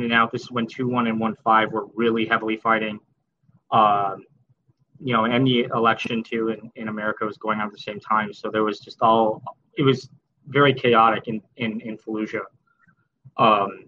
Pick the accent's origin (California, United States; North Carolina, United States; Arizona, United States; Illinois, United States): Illinois, United States; Arlington Heights; I'm originally from Arlington Heights, Illinois, northwest suburb of Chicago